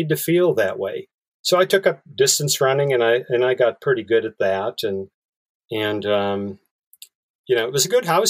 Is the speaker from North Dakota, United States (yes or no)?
yes; Bismarck, North Dakota, United States; now in San Francisco Bay Area, United States; I grew up in Bismarck, North Dakota